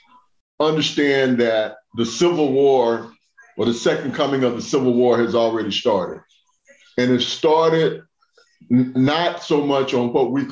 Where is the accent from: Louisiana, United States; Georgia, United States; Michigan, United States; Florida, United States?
Georgia, United States; Griffin; my hometown of Griffin, Georgia, Spalding County, which is about 40 miles from Atlanta